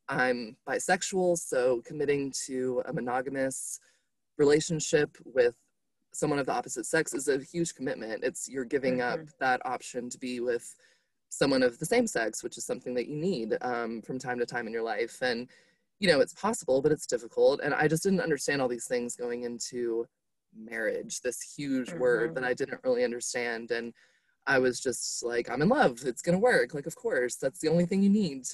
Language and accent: English; Atlanta, Georgia, United States; also born or lived in Valdosta, Georgia; I'm from Atlanta, but it kind of just felt foreign at that point to me because I've been in Valdosta for 2.5 years.